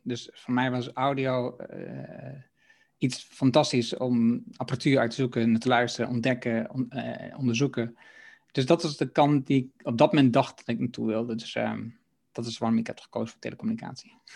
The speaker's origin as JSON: {"language": "Dutch", "town": "Haaksbergen", "region": "Overijssel", "country": "Netherlands", "tie": "born or raised there", "also_born_or_lived": "Enschede", "said": "dat is in mijn geboorteregio. Ik kom uit Haaksbergen"}